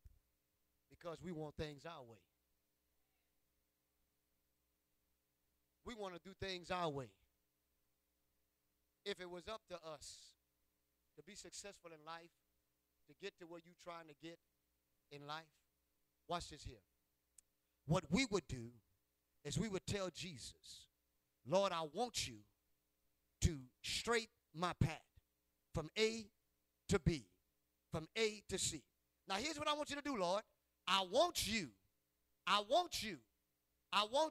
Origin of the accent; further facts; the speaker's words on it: Ville Platte, Louisiana, United States; moved away; also born or lived in Indiana; I'm from Ville Platte